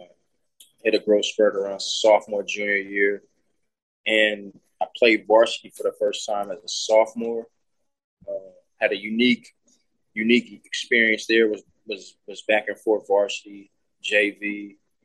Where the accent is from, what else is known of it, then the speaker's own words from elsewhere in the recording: Houston, Texas, United States; Growing up in Houston, watching the Rockets play